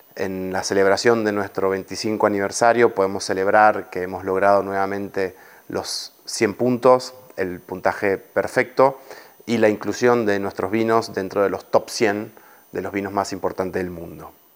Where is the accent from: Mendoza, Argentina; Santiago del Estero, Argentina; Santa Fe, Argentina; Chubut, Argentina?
Mendoza, Argentina; moved away as an adult; now in Spain; Soy argentino, he nacido en Mendoza